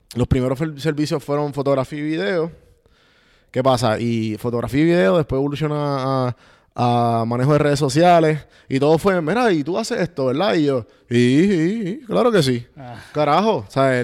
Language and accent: Spanish; Puerto Rico; moved away as an adult; soy puertorriqueño